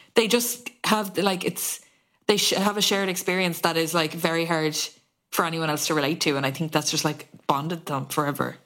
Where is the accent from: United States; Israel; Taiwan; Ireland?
Ireland; feeling connected to each other as Irish people